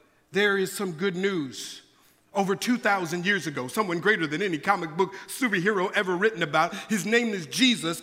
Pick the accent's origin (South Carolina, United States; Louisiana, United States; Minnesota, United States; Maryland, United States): Minnesota, United States; Minneapolis; now in California, United States; I'm originally from Minneapolis, Minnesota. That's where I was born and raised